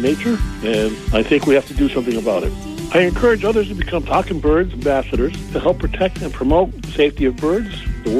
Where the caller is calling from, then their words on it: Great Barrington, Massachusetts, United States; I'm calling from Great Barrington, Massachusetts, in the heart of the Berkshires.